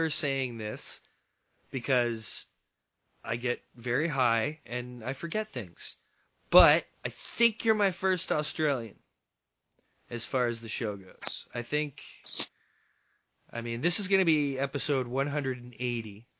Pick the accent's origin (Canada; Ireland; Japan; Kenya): Canada; as a Canadian